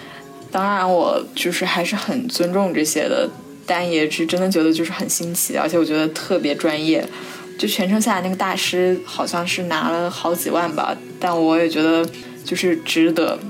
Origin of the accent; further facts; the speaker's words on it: Zhejiang, China; now in United Kingdom; 现在在英国留学。我的家乡是在浙江，但我要讲的这个葬礼是我外婆的葬礼。